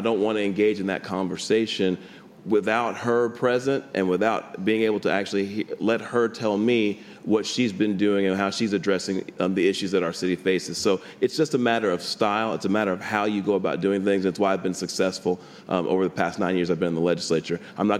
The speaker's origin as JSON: {"language": "English", "town": "Dallas", "region": "Texas", "country": "United States", "tie": "born or raised there", "said": "I was born and raised in some very tough circumstances. I grew up in West Dallas, one of the toughest parts of the city."}